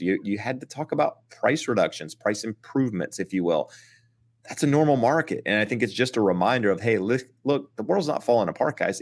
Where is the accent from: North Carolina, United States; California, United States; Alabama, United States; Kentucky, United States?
North Carolina, United States; Eastern; moved away; I'm from Eastern North Carolina. I'm from a very rural, small town